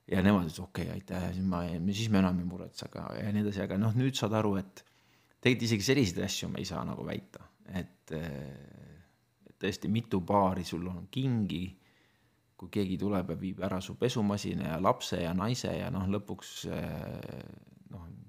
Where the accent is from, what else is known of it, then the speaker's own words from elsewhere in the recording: Estonia; minu lapsepõlv möödus Nõukogude Eestis ja ma olin teismeline, kui Eesti sai vabaks